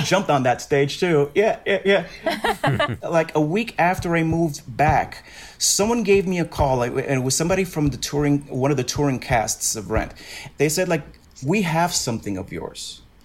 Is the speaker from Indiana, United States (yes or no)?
no; New York City, New York, United States; I'm from Brooklyn